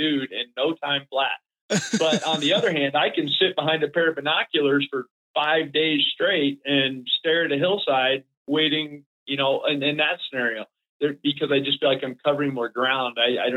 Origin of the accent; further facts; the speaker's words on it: South Florida, United States; moved away; We were dead broke growing up in Florida.